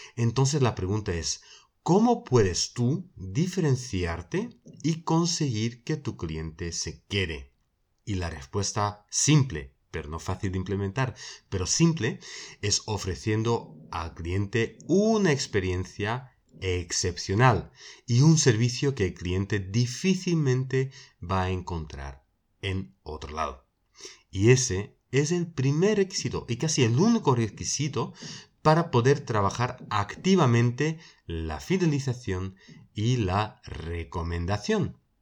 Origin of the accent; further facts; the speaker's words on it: Belgium; una central de alarmas en mi país, en Bélgica